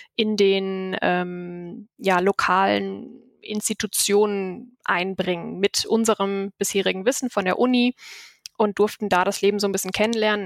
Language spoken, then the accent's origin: German; Essen, North Rhine-Westphalia, Germany; also born or lived in Düsseldorf / Texas; bin ja eigentlich gebürtige Düsseldorferin und bin in Essen aufgewachsen